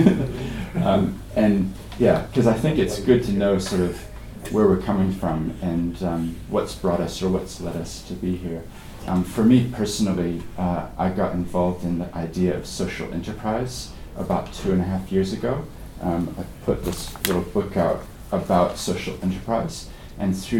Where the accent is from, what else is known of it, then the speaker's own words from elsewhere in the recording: Christchurch, Canterbury, New Zealand; despite my accent, I actually grew up here in Christchurch